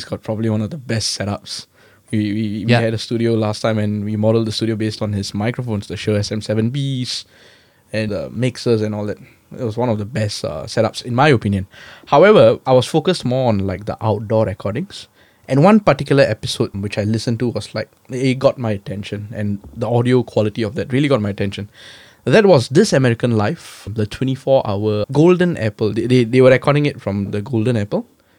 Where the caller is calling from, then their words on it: Singapore; So today I'm calling in from Singapore, my home base.